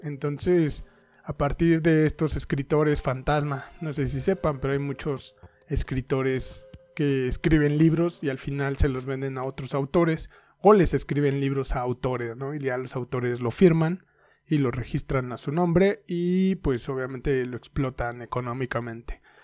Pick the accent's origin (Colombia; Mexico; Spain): Mexico; Soy mexicano